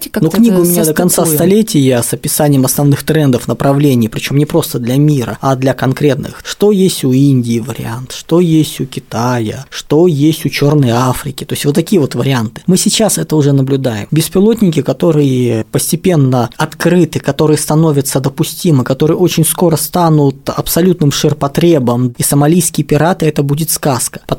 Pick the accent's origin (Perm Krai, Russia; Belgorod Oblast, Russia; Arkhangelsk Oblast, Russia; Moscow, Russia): Moscow, Russia; also born or lived in Chelyabinsk; Я родился в Челябинске и первые шесть лет там прожил, а все остальное время, как говорится, Москва.